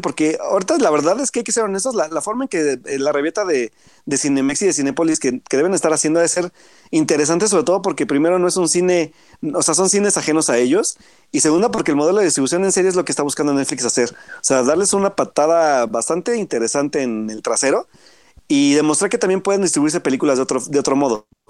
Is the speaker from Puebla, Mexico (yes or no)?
yes; Puebla, Mexico; yo soy de Puebla